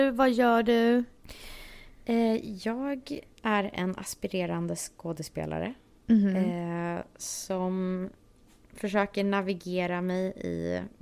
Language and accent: Swedish; Stockholm, Stockholm County, Sweden; moved away as an adult; now in Los Angeles, United States; Eh, jag är från Stockholm.